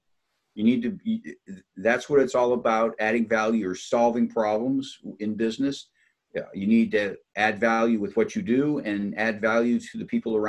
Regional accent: Upper Peninsula of Michigan, United States; I grew up in the Upper Peninsula of Michigan

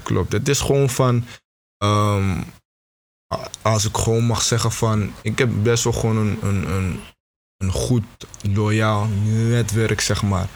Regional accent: Beverwijk, North Holland, Netherlands; moved away as an adult; now in Tilburg, Netherlands; ik kom eigenlijk uit, uh, uit Beverwijk

